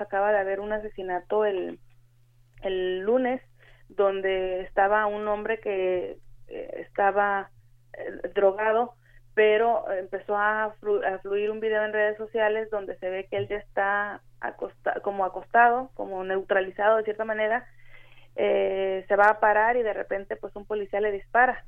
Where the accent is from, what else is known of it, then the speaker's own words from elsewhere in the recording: Michoacán, Mexico; now in Tijuana, Mexico; yo soy originaria de Michoacán